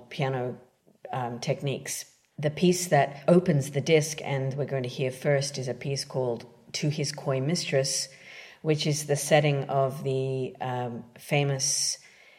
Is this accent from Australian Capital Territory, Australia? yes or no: yes; Canberra, Australian Capital Territory, Australia; moved away as an adult; also born or lived in London; now in New York City, United States; I'm originally from Canberra, Australia.